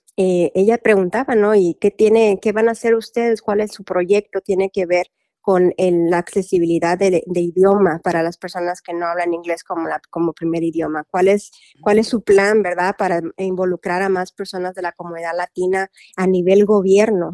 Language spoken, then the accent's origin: Spanish; Mexico; now in Louisville, United States; yo soy mexicana